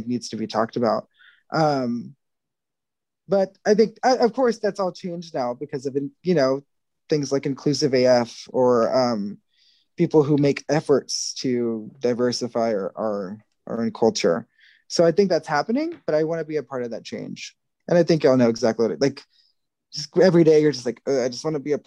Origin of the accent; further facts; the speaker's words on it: Texas, United States; I'm Texan American, basically, which means that my ancestors are literally from where Texas is